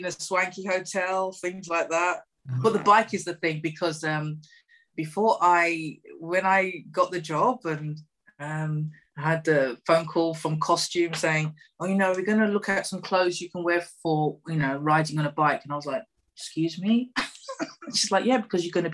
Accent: United Kingdom; being female, being over a certain age, being British

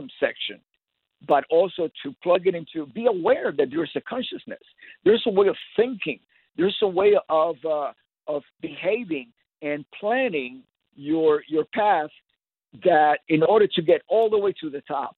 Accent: Miami, Florida, United States; I grew up in Miami playing basically in the Cuban Latin circuit music

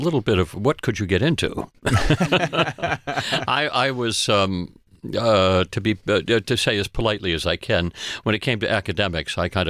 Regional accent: Connecticut, United States; also born or lived in Maine / Boston; New England. I'm a New England boy. I was born in Maine, lived there for a while. Lived a little bit in Boston. Most of my life in Connecticut.

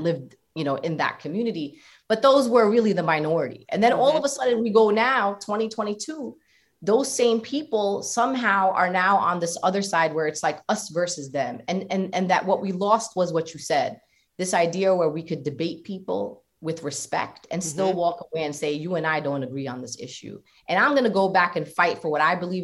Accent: New York City, New York, United States; And I'm from South Brooklyn

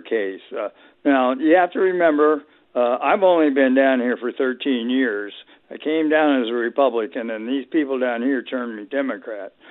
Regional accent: Florida, United States; moved away as an adult; now in Nashville, United States; I, am actually from Florida

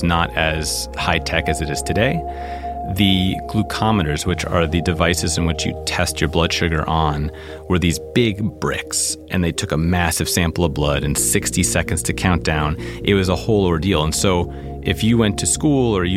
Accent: New York City, New York, United States; Growing up in New York City, you ride the subway

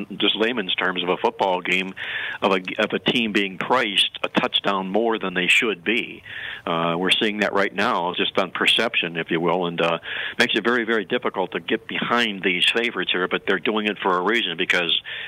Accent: Cleveland, Ohio, United States; I'm from Cleveland, and we followed LeBron James in high school

